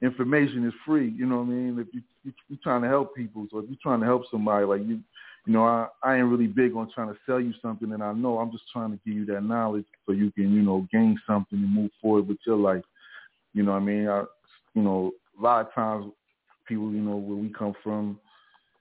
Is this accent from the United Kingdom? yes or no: no; New York City, New York, United States; accent: New York; moved away as an adult; also born or lived in Jamaica (parents) / the South (US); now in Southern United States; I grew up a lot. In my young years, I spent a lot of time in Staten Island. I grew up in Staten Island, and then I came back to Brooklyn.